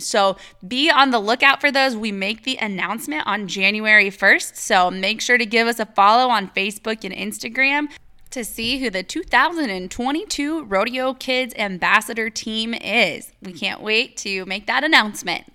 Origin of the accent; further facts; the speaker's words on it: Iowa, United States; moved away; I'm from Iowa and I lived in the cornfields and all of that forever